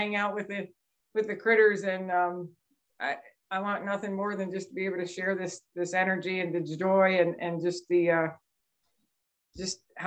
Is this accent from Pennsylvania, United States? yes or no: yes; Lancaster County, Pennsylvania, United States; also born or lived in Juniata County, Pennsylvania / Camp Lejeune, North Carolina; I grew up in Lancaster County, but we moved up to Juniata County, Pennsylvania about 5